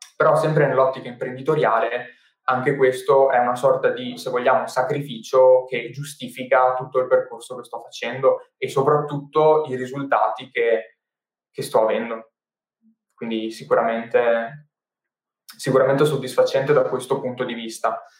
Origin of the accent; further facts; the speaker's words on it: Padua, Veneto, Italy; sono nato a Padova e dopo diversi spostamenti che ho vissuto, diciamo, 3-4 mm, anni fa, eh, sono ritornato a Padova